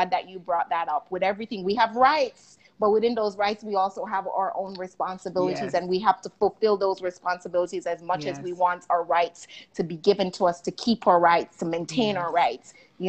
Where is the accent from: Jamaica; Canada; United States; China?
Jamaica; And …, I have to go back, y'all. I'm Jamaican.